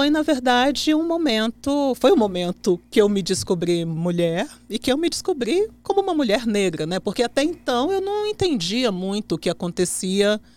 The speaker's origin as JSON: {"language": "Portuguese", "town": "Brasília", "region": "Federal District", "country": "Brazil", "said": "sou aqui de Brasília."}